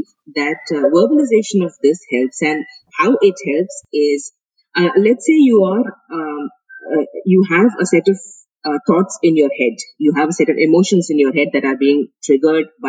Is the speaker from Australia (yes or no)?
no; India; moved away as an adult; also born or lived in Finland / United Kingdom; being Indian